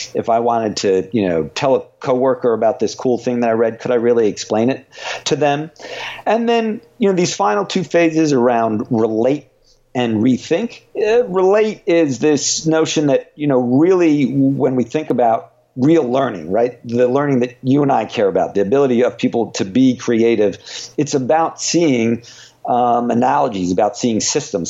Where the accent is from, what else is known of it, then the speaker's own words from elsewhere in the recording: United States; I live here and and you know grew up here and and so feel you know, I am really American